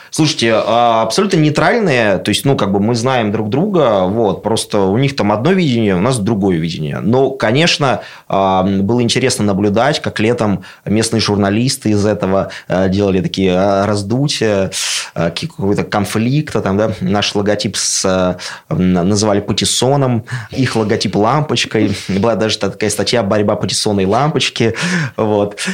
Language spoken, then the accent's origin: Russian; Russia; also born or lived in Moscow; now in Obninsk, Russia; я абсолютно деревенский пацан, который вырос в деревне